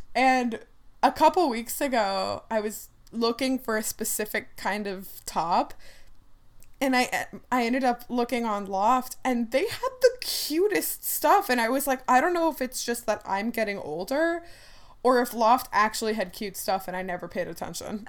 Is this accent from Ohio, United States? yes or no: yes; Ohio, United States; growing up in Ohio, I don't speak with an accent